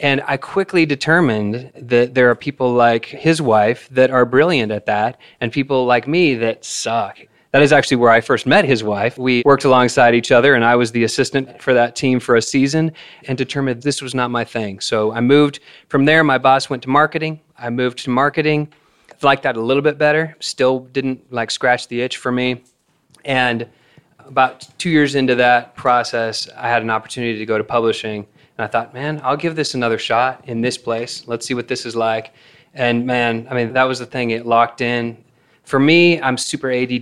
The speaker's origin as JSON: {"language": "English", "town": "Salem", "region": "Oregon", "country": "United States", "tie": "born or raised there", "moved": "as an adult", "lives_now": "Nashville, United States", "said": "I grew up in Salem, Oregon, which is a hotbed of music"}